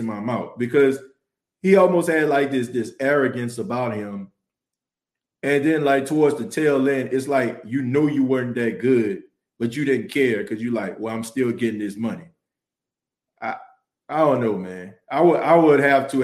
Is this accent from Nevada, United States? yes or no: no; New Orleans, Louisiana, United States; moved away; I was born in New Orleans. You know what I'm saying? Like, that's my city.